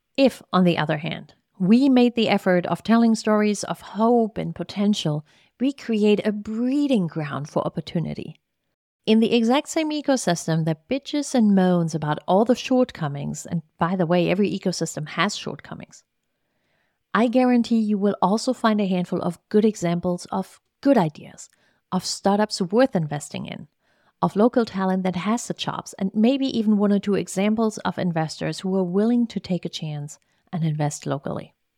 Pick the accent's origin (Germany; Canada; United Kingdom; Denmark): Germany; East Germany; English is a second language; moved away as an adult; now in Richmond, United States; I was born and raised in East Germany under socialist rule